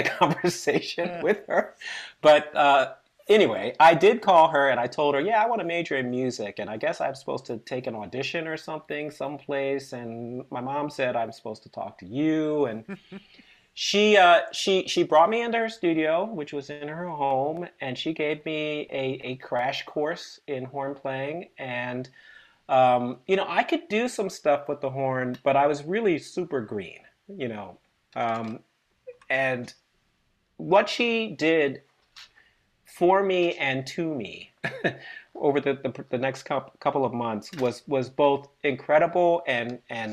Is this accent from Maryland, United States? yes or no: yes; Maryland, United States; I grew up in Maryland